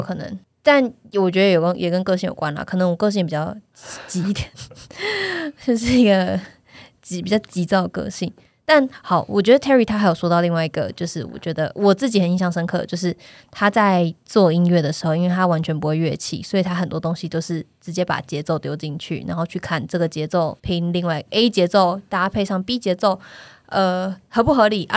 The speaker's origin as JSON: {"language": "Chinese", "country": "Taiwan", "said": "用中文，就是我们台湾人长大的这个"}